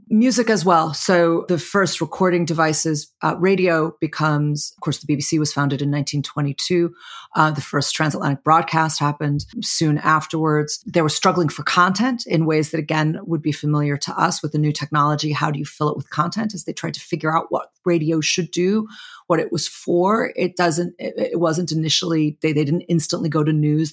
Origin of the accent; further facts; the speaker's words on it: Chicago, Illinois, United States; Chicago, my hometown